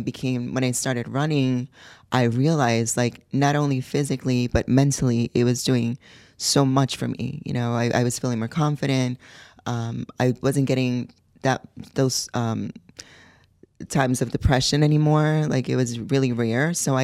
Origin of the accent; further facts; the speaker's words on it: Puerto Rico; also born or lived in New York, United States; Well, I was born in New York. My mom is from Puerto Rico, and my dad is from Spain. I moved to Puerto Rico when I was 12.